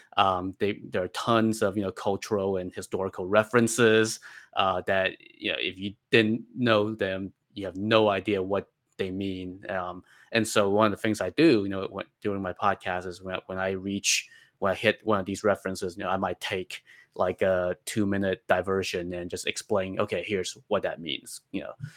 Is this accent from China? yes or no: yes; China; moved away; as a child growing up in China